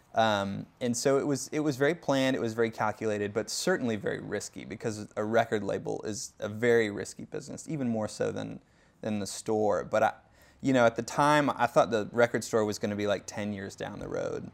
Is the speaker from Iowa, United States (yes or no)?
yes; Davenport, Iowa, United States; moved away as an adult; I grew up in Davenport, Iowa, uh, which is about three hours west of Chicago, five hours north of Saint Louis.